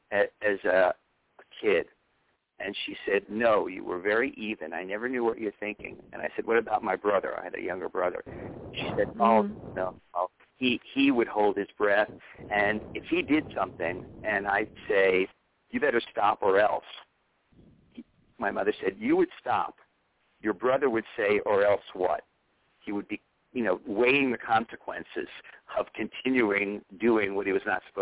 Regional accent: New York City, New York, United States; I grew up on Madison Avenue

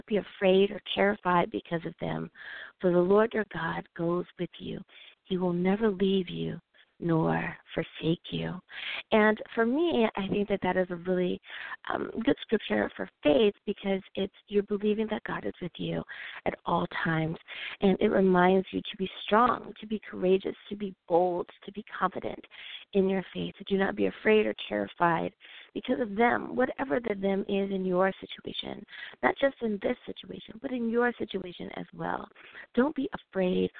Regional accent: United States

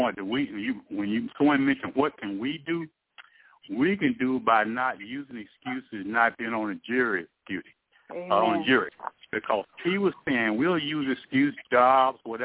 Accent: East Texas, United States; born and raised in East Texas

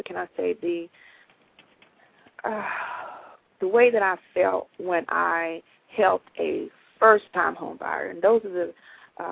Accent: Georgia, United States; I grew up in Georgia

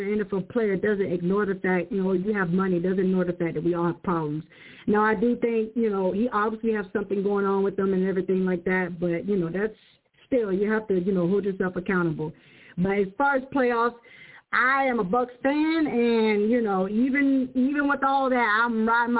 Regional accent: Tampa, Florida, United States; I'm originally from Tampa, Florida

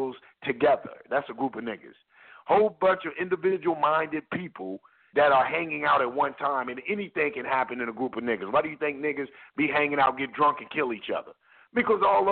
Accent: United States; I was born in America, so that makes me an American

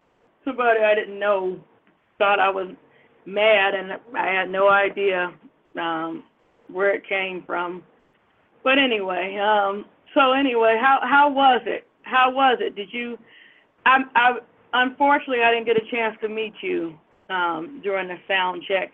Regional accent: Detroit, Michigan, United States; my hometown, near the beautiful water bordering between Detroit and Windsor

